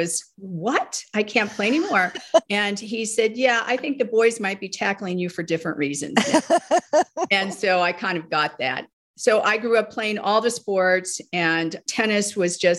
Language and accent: English; Northfield, Illinois, United States; I grew up in the Midwest, a suburb outside of Chicago called Northfield, Illinois